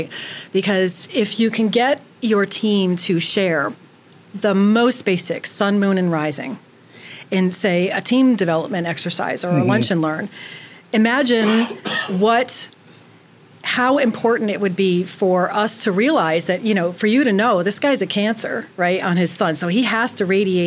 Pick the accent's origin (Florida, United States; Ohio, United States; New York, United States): New York, United States; I'm a New Yorker